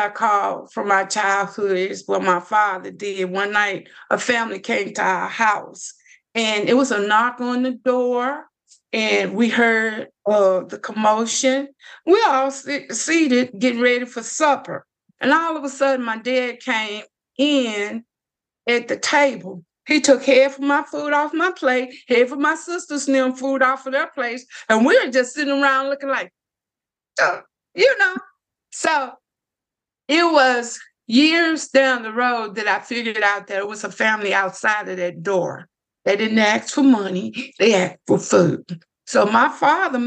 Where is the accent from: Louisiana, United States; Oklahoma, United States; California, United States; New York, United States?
Louisiana, United States; Lake Providence; I grew up here in Lake Providence